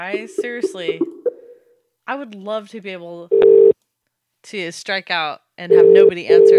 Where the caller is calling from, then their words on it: New Jersey, United States; I am calling from New Jersey.